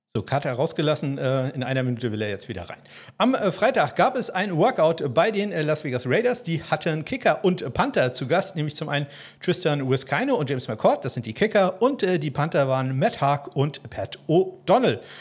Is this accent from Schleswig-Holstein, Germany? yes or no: yes; about 20 km from Kiel, Schleswig-Holstein, Germany; now in Kiel, Germany; Ich wohne ja in Kiel und bin so 20 Kilometer von Kiel entfernt zur Schule gegangen